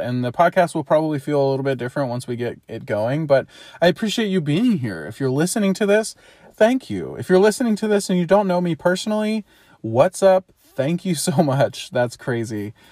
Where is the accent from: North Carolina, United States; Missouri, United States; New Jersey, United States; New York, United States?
Missouri, United States; St. Louis; I am from Saint Louis, Missouri. I've grown up in and around that area my whole life